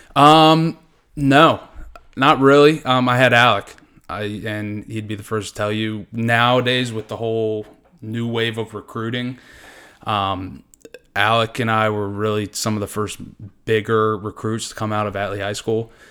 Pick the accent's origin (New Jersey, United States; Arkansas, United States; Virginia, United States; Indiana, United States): Virginia, United States; Hanover County; born or raised there